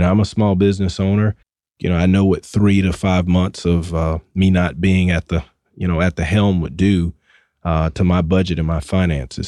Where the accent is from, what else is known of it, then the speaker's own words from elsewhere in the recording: Atlanta, Georgia, United States; accent: Southwest Atlanta; my Southwest Atlanta accent